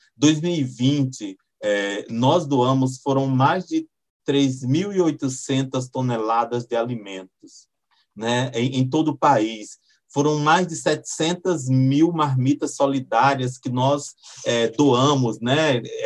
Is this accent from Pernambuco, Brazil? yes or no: yes; Pernambuco, Brazil; now in Brasília, Brazil; moro em Brasília, mas eu sou nordestino, sou, sou lá de Pernambuco